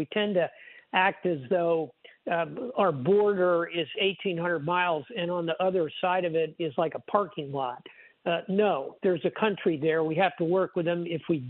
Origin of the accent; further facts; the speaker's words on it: South Florida, United States; I speak Spanish. I was born in South Florida.